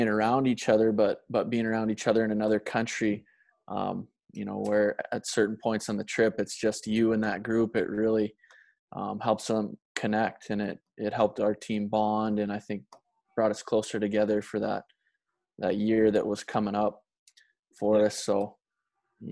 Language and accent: English; Montana, United States; from Montana